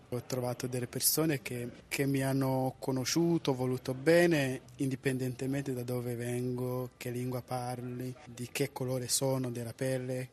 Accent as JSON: {"language": "Italian", "country": "Rwanda", "second_language": "Italian", "moved": "yes", "lives_now": "Italy"}